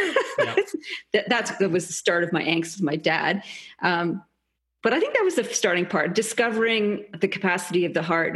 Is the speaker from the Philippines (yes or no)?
no; Canada; moved away as an adult; also born or lived in England; now in Australia; So I'm Canadian originally. I was actually born in England and then moved to Canada. I've been in Australia since 96